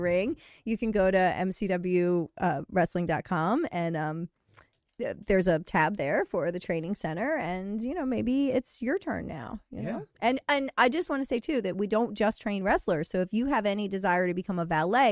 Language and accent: English; Western Maryland, United States; I'm a Western Maryland girl as well